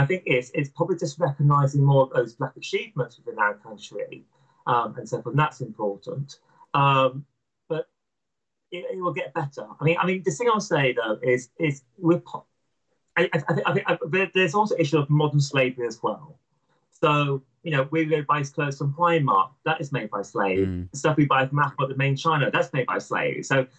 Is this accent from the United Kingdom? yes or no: yes; United Kingdom; I am proud of being British and proud of my country and so forth.